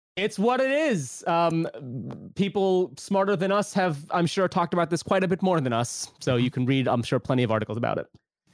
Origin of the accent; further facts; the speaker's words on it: Pakistan; now in United States; Obviously, this is near and dear to me. I'm a Pakistani American.